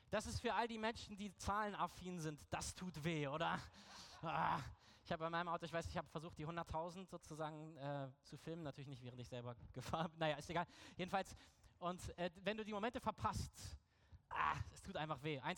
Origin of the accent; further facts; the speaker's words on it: Berlin, Germany; Ich komme ja aus Berlin